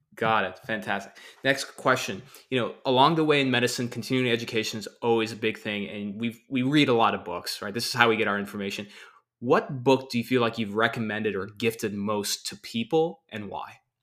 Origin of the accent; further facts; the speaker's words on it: Texas, United States; now in Southern California, United States; I'm a guy from Texas